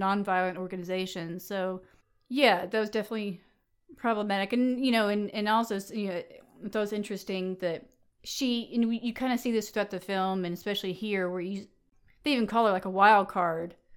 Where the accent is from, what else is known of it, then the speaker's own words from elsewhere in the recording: the South, United States; growing up in the South